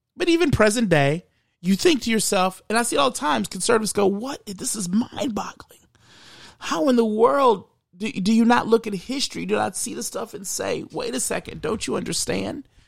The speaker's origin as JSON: {"language": "English", "country": "United States", "said": "I'm Black American."}